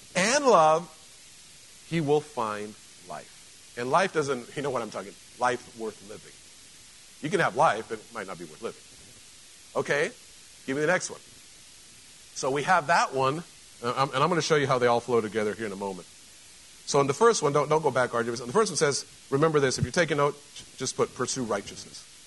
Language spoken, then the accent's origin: English; Mexico; moved away; I grew up in Mexico